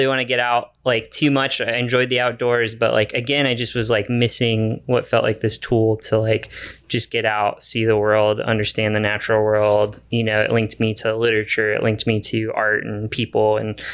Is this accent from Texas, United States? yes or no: yes; Guadalupe River, Texas, United States; now in Austin, United States; growing up on the Guadalupe River, just again, I think that's like definitely feels like a home water.